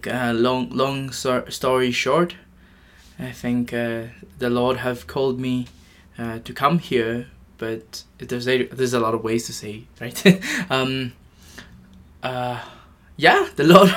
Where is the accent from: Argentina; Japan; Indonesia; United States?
Japan; moved away; also born or lived in Philippines; I'm from Japan and Philippines